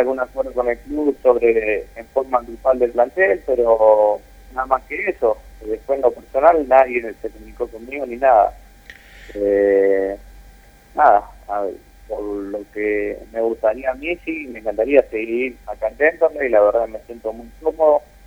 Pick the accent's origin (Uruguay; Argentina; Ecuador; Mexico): Argentina; Guatimosín, Córdoba; moved away; also born or lived in Buenos Aires / Rosario; me fui para mi pueblo, que yo soy del sur de Córdoba, un poquito, Guatimosín